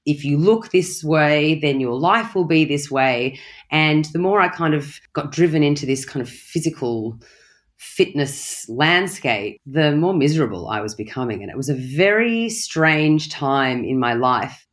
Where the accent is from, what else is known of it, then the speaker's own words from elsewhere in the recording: Australia; moved away; also born or lived in London / Bali; I am from Australia, but I am a citizen of the world. I've lived in London. I've lived in Bali